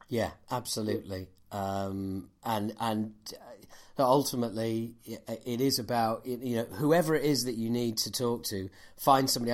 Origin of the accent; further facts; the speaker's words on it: Yorkshire and the Humber, United Kingdom; as a Yorkshireman